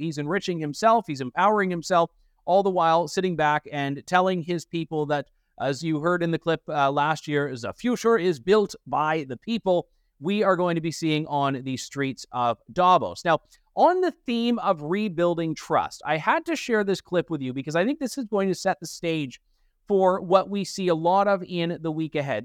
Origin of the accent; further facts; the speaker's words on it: Canada; as a Canadian